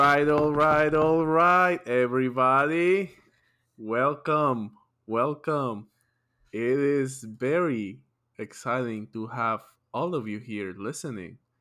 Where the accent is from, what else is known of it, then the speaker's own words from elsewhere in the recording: Atlanta, Georgia, United States; we're from Atlanta